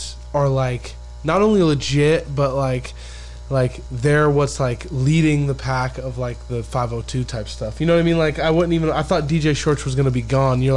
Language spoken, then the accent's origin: English; Spokane, Washington, United States; I'm from Spokane. I'm from the Upper East Side